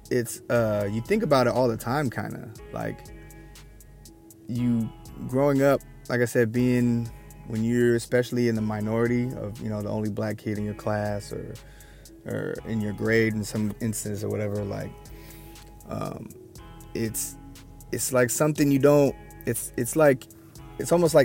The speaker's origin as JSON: {"language": "English", "town": "Olympia", "region": "Washington", "country": "United States", "tie": "born or raised there", "also_born_or_lived": "Tacoma, Washington", "moved": "yes", "lives_now": "Portland, United States", "said": "I grew up in Olympia, the capital city"}